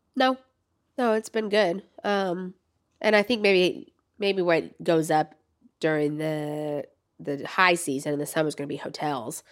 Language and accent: English; Florida, United States; moved away; I grew up in Florida